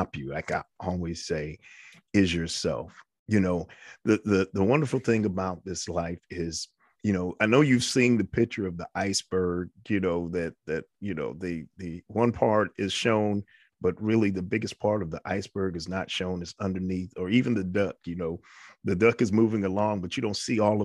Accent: New York, United States; I'm from New York

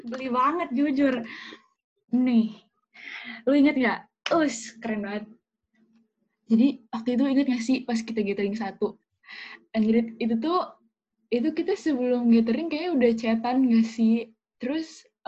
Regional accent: Cirebon, West Java, Indonesia; ternyata lu baru tahu kalau gue anak Cirebon

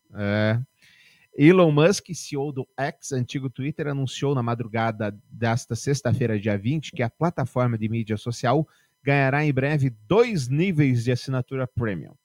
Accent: Barbacena, Minas Gerais, Brazil; quando eu era pequeno lá em Barbacena, lá em Dirituba

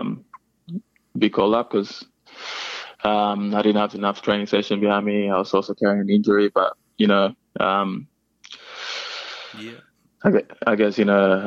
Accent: Melbourne, Victoria, Australia; I am from Melbourne. You know, I grew up watching Melbourne Victory.

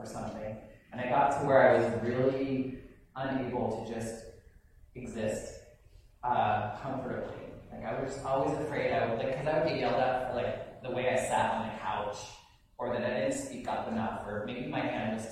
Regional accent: Wendell, Idaho, United States; moved away; I grew up in Wendell, Idaho

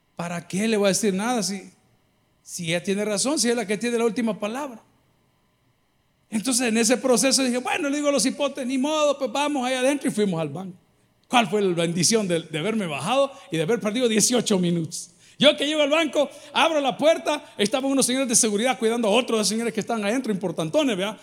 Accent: El Salvador; los salvadoreños que estamos aquí

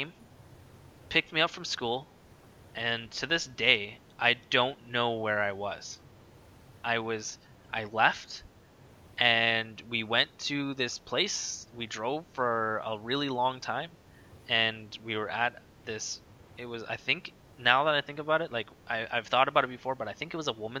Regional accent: Winnipeg, Manitoba, Canada; I grew up in North Kildonan, so right where I am right now, basically.

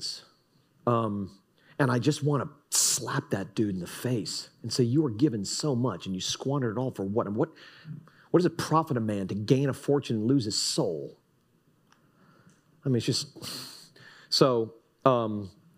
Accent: Fort Lauderdale, Florida, United States; also born or lived in Texas; now in Jupiter, United States; I'm from Fort Lauderdale

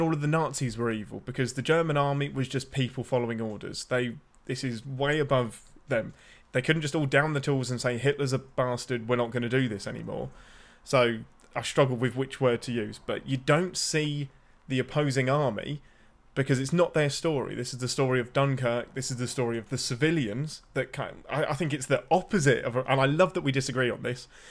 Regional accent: near Birmingham, West Midlands, United Kingdom; I'm close enough to Birmingham that people from Birmingham can hear the accent

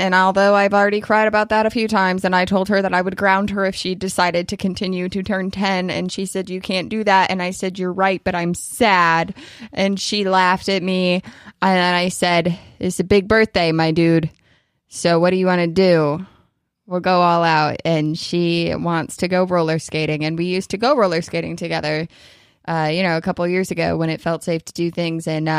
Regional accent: New York, United States; But yeah, I mean, I guess for Kentucky standards, 8 inches is a lot, but I'm a New Yorker.

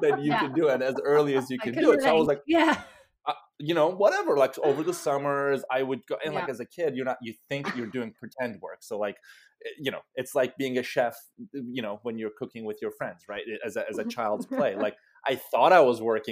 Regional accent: Istanbul, Turkey; moved away as an adult; now in United States; I grew up in Istanbul, Turkey

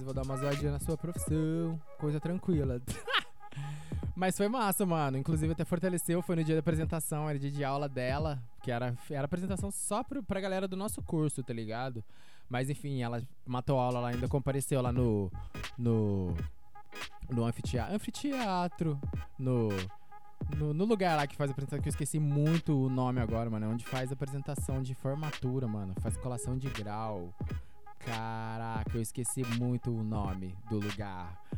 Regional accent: Lavras, Minas Gerais, Brazil; sou de Lavras MG

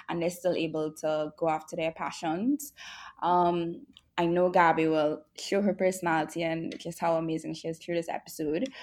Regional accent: Trinidad & Tobago; now in Jamaica; I'm from Trinidad and Tobago, and I'm based in Jamaica

